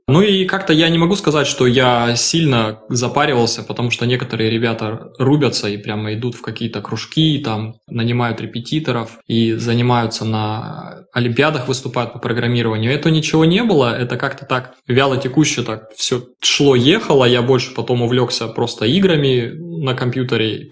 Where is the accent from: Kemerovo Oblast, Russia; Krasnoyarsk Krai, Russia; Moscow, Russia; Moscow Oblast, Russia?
Krasnoyarsk Krai, Russia; Krasnoyarsk; moved away as an adult; now in Hamburg, Germany; я из Красноярска, коренной угу. красноярец, можно сказать.